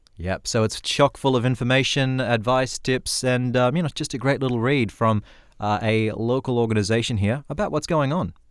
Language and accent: English; Broome, Western Australia, Australia; growing up in Broome